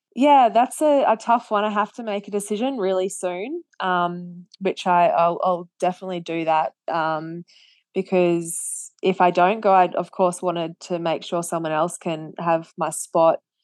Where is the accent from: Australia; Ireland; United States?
Australia; as an Australian